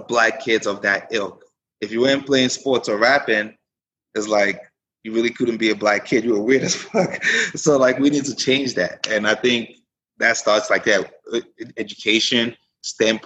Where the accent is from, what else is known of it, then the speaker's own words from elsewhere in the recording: Frisco, United States; I grew up in Frisco